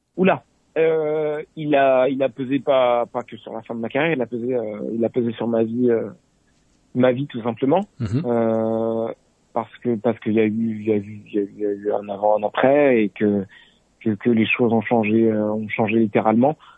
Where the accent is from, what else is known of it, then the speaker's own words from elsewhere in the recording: Saint-Arnoult-en-Yvelines, Île-de-France, France; étant gamin, j'avais Paris Tour, le départ à côté de la maison à Saint-Arnaud-en-Yvelines